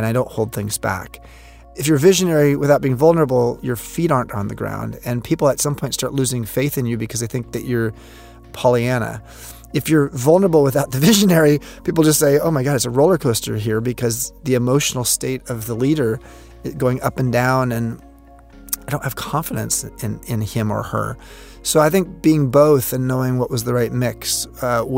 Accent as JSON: {"language": "English", "town": "Long Beach", "region": "California", "country": "United States", "tie": "born or raised there", "said": "I grew up in Southern California in a place called Long Beach."}